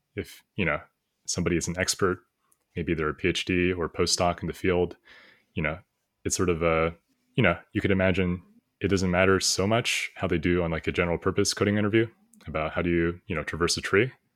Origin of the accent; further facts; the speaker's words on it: United States; I was born here in the United States, I studied a bit before in China, in elementary school and middle school during summers, uh, just for a month.